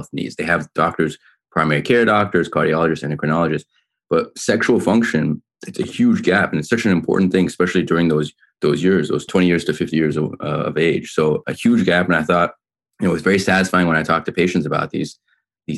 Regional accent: Orange County, California, United States; also born or lived in New York / Rochester; now in Los Angeles, United States; I'm originally from Orange County.

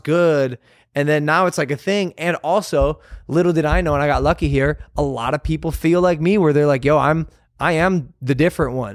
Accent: Ohio, United States; we grew up in Ohio

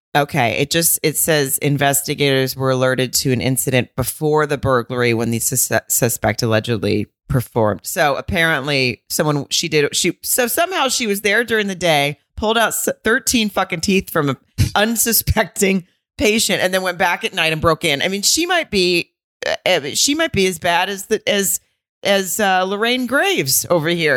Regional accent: Arkansas, United States; I'm from Arkansas

